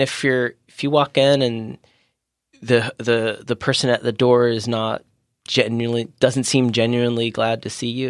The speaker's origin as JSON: {"language": "English", "region": "Maryland", "country": "United States", "tie": "born or raised there", "also_born_or_lived": "Washington, D.C.", "moved": "as an adult", "lives_now": "San Diego, United States", "said": "I grew up in Maryland."}